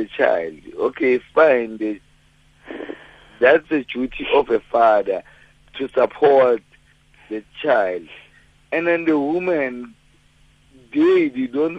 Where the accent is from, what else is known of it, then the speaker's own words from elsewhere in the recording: Mamelodi, Gauteng, South Africa; I grew up in Gauteng in Mamelodi